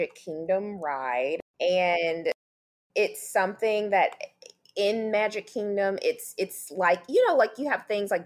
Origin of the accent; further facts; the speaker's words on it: Memphis, Tennessee, United States; moved away as an adult; also born or lived in Knoxville, Tennessee; now in Orlando, United States; I'm originally from Memphis, Tennessee.